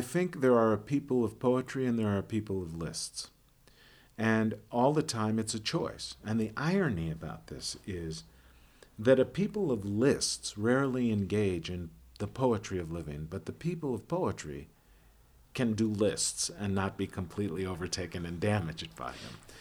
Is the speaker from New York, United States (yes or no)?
no; Chicago, Illinois, United States; I am from Chicago